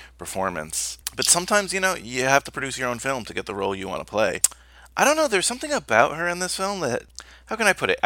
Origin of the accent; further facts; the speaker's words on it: New Jersey, United States; where I grew up in New Jersey